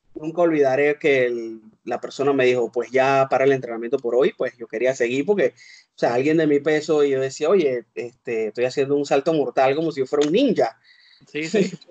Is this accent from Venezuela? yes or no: no; Panama; Yo soy de Panamá.